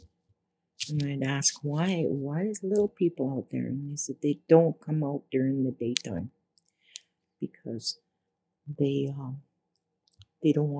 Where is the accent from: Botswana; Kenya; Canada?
Canada; Sucker Creek Reserve, Alberta; I'm from Sucker Creek, Alberta Reserve